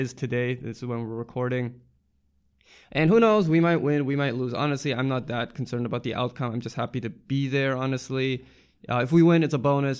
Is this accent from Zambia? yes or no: no; Canada; moved away; I grew up in Canada